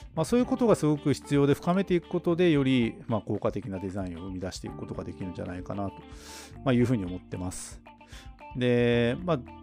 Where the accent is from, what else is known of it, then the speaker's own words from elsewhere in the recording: Hokkaido, Japan; 僕たちの地元北海道